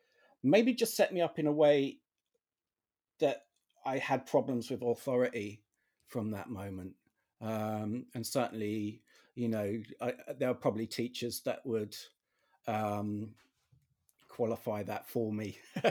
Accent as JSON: {"language": "English", "country": "United Kingdom", "said": "which I guess, you know, as another Brit, you would know."}